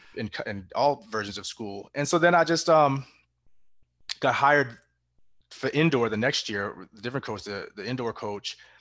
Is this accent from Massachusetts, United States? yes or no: yes; Massachusetts, United States; I was born in Massachusetts